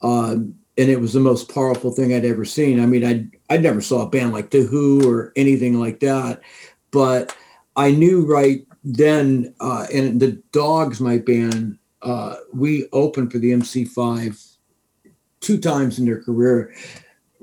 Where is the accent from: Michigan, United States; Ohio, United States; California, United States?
Michigan, United States; Detroit; I grew up in Detroit